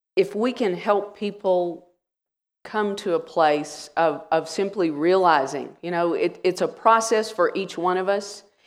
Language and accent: English; Wichita Falls, Texas, United States; also born or lived in Rowlett, Texas; I grew up in the Church of Christ in Wichita Falls, Texas, and was baptized when I was eleven